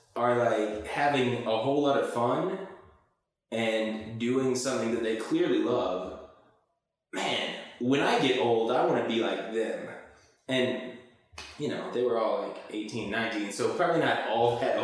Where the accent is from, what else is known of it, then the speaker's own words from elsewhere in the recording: Bryan, Texas, United States; I'm from Bryan, Texas. My mom and dad worked at the newspaper there and then at the university. So, born and raised in Aggieland